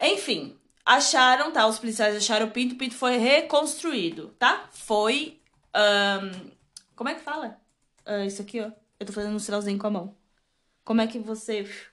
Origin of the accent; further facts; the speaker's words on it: Brazil; a gente é brasileira